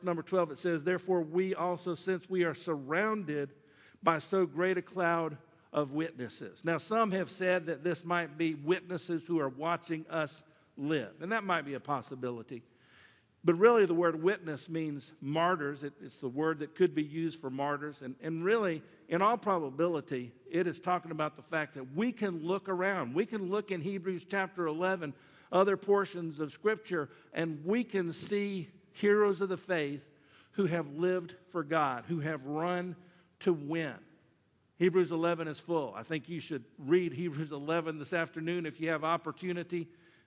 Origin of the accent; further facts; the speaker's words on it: Sumter, South Carolina, United States; I was from Sumter.